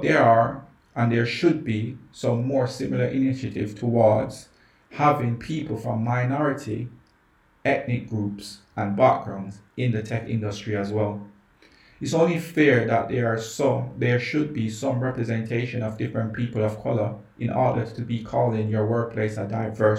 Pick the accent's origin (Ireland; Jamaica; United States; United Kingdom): Jamaica; I grew up in Jamaica